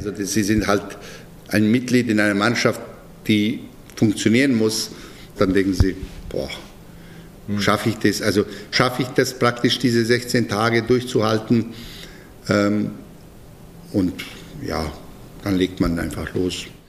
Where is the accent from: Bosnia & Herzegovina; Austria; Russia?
Bosnia & Herzegovina; German is a second language; moved away as an adult; now in Munich, Germany; Ich komme eigentlich aus ganz, ganz kleinem Dorf äh, und aus ganz kleiner Gemeinde in Bosnien